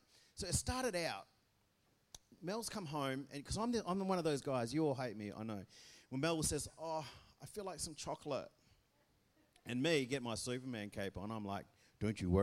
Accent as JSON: {"language": "English", "town": "Belmont", "country": "Australia", "said": "I'm from Belmont."}